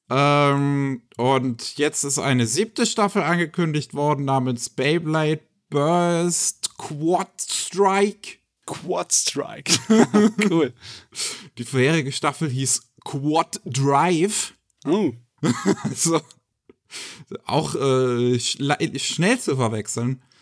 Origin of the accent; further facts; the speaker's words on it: Germany; Wir sind Deutsche.